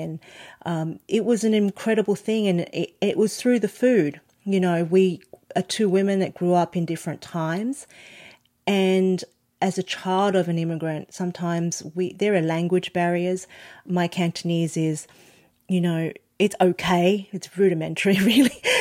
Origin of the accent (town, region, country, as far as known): Australia; born or raised there